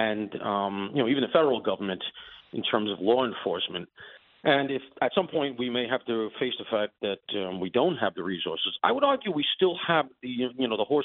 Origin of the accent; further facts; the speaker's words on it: New York City, New York, United States; I grew up near Shea Stadium